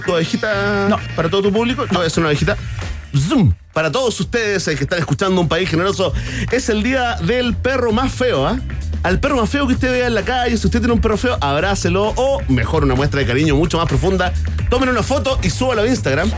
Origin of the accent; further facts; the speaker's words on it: Chile; como chileno